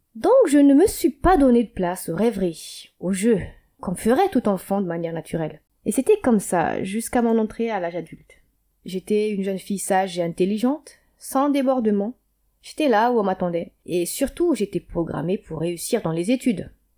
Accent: Antananarivo, Analamanga, Madagascar; moved away as an adult; Je suis née à Madagascar et j'ai grandi là-bas jusqu'à mes dix-neuf ans.

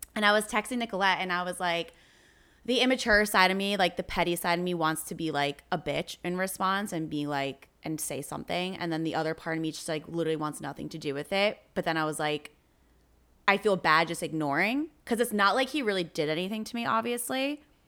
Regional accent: New Jersey, United States; I'm from New Jersey

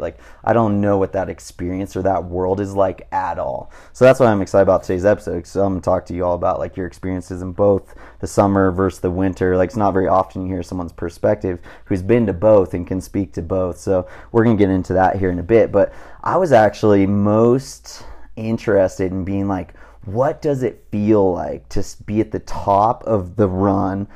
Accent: Southern California, United States; growing up in Southern California

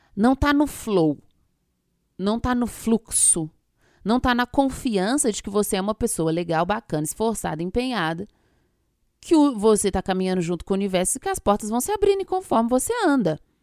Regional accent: Minas Gerais, Brazil; eu sou de Minas

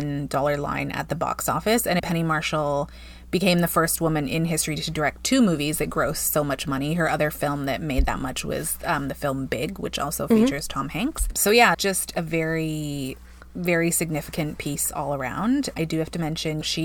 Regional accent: Paraguay; moved away; I grew up in South America.

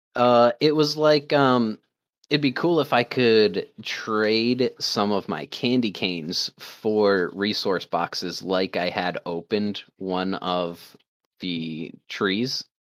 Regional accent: Maine, United States; I'm a hunter from Maine

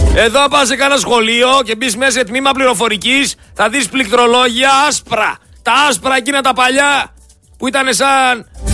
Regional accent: Greece; Έλληνε, είμαστε περήφανοι

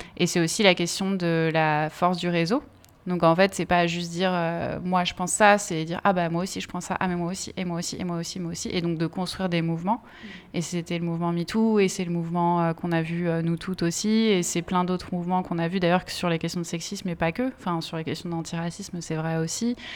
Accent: Essonne, Île-de-France, France; je suis née euh, dans l'Essonne

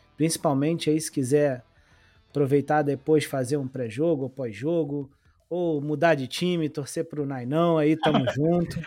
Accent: Rio, Rio de Janeiro, Brazil; now in Teresópolis, Brazil; Eu sou do Rio

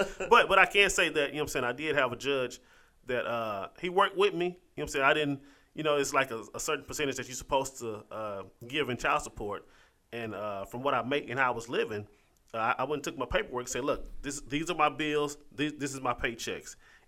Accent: Dallas, Texas, United States; moved away as an adult; also born or lived in Grambling, Louisiana; now in Meridian, United States; I was from Dallas

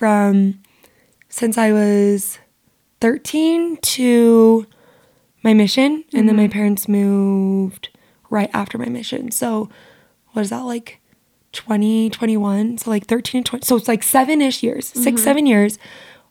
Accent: St. George, Utah, United States; also born or lived in Las Vegas, Nevada / Springville, Utah; my neighborhood growing up in St. George was definitely cursed

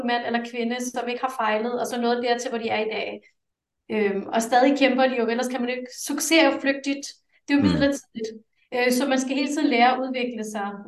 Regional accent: Denmark; Danish is a second language; jeg er vokset op med tre sprog derhjemme, og jeg talte, jeg fik ekstra danskundervisning, selvom jeg er født i Danmark.

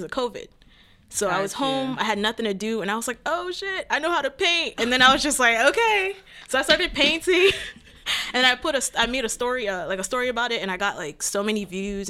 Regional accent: Cameroon; also born or lived in Virginia; now in DMV area, United States; I'm originally from Cameroon, born and raised

